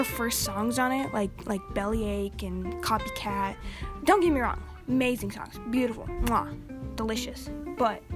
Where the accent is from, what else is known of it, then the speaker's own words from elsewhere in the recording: Kentucky, United States; I'm from Kentucky